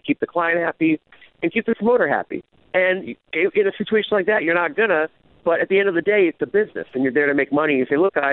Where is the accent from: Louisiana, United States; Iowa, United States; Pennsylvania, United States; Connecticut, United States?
Connecticut, United States; also born or lived in Los Angeles, United States; now in Las Vegas, United States; I grew up in Connecticut